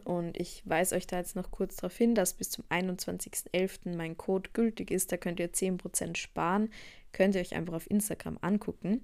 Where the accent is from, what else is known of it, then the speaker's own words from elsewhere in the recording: Austria; bei uns in Österreich